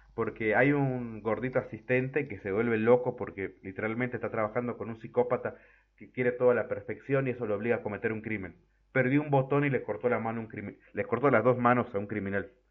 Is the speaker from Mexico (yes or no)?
no; Argentina; en mi país, en Argentina